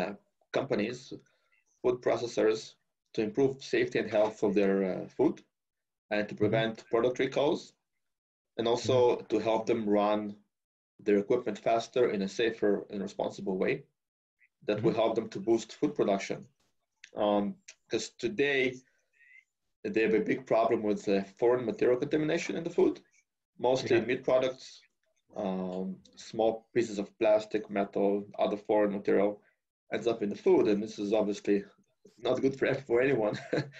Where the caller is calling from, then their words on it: Calgary, Alberta, Canada; Yes, correct? Yes, I'm calling from Calgary.